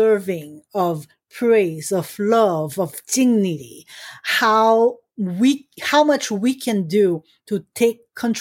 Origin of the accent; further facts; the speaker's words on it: Haiti; moved away; I grew up in Haiti